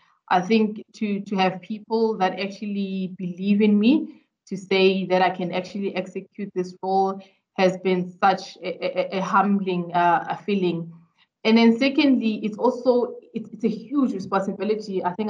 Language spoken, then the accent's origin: English; Durban, KwaZulu-Natal, South Africa; So, I'm a typical girl from Durban.